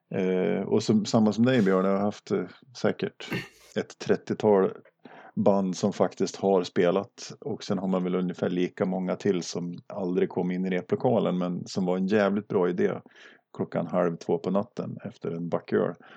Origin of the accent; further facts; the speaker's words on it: Duved, Jämtland, Sweden; also born or lived in Östersund; now in Arvika, Sweden; född och uppvuxen i, i Duved i västra Jämtland